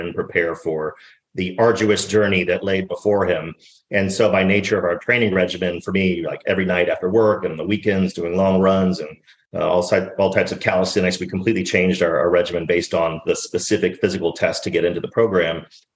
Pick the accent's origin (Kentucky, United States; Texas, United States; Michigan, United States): Texas, United States; Dallas; I grew up in Dallas, Texas